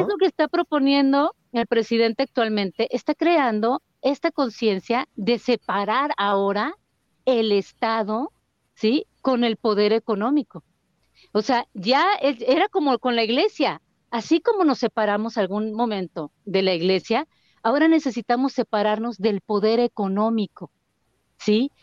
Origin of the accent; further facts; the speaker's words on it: Mexico; el Estado somos los mexicanos